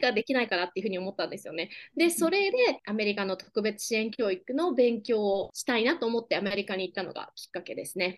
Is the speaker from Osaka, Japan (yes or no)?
no; Takasaki, Gunma, Japan; first language Japanese; moved away as an adult; also born or lived in Seattle, Washington, United States; now in Oklahoma, United States; 私はもともと群馬県高崎市出身で、えー、群馬県の高校を卒業しています。